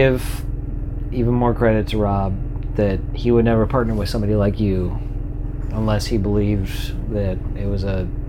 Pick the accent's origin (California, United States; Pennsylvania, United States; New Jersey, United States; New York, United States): California, United States; Georgetown; also born or lived in Sacramento, California; the only reason why we moved back up to Georgetown